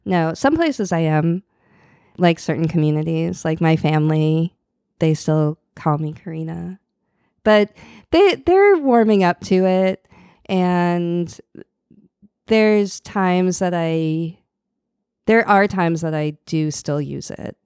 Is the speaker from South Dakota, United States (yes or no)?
no; outside Boston, Massachusetts, United States; moved away as an adult; now in New Orleans, United States; I grew up in outside Boston